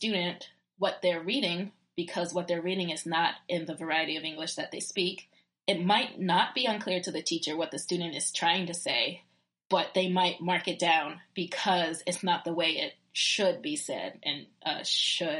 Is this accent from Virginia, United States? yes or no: yes; Virginia, United States; accent: southern; I'm from Virginia.